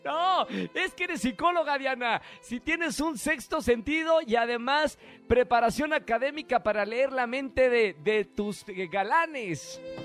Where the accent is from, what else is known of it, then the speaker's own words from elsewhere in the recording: Monterrey, Nuevo León, Mexico; now in Mexico City, Mexico; estamos en mi tierra, en Monterrey, al norte de México